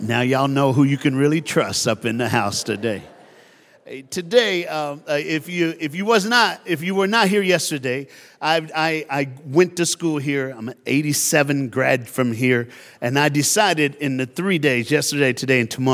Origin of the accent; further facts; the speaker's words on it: Tennessee, United States; moved away; I'm from Tennessee.